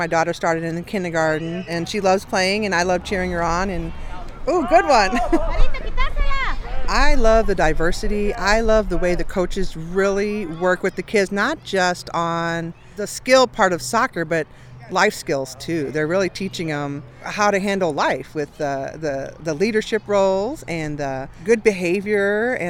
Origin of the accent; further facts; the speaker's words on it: St. Louis, Missouri, United States; I'm from St. Louis.